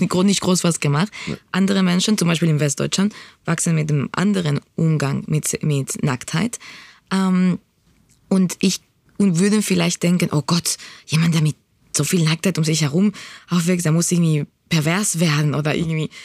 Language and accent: German; Spain; now in Berlin, Germany; ich bin in Spanien aufgewachsen